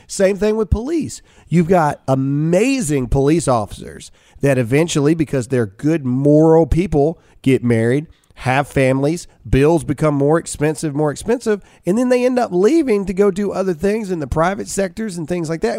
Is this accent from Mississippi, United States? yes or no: yes; Mississippi, United States; moved away as an adult; now in Texas, United States; me and Alyssa were born and raised in Mississippi